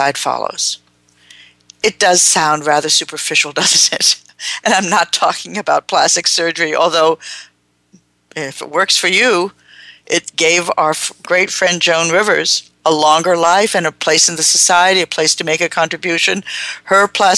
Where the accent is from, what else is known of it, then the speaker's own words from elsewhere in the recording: Long Branch, New Jersey, United States; moved away; I was a young person growing up in New Jersey in an Italian Jewish community that had all of what's wrong with those two groups in a concentrated area called Long Branch, New Jersey